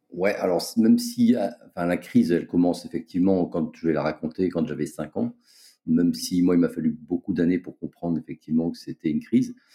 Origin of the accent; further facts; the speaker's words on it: Brest, Brittany, France; moved away as an adult; now in Réunion, France; Je suis originaire de Brest, où j'ai passé euh, la plus grande partie de ma vie